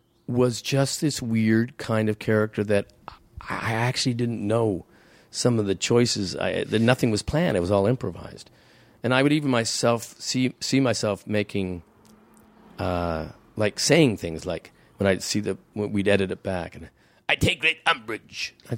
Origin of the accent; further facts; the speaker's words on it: Hamilton, Ontario, Canada; there was a guy I knew on this when I grew up in Hamilton.